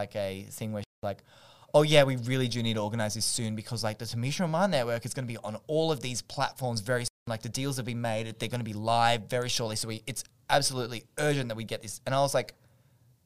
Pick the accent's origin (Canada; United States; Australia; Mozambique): Australia; as an Australian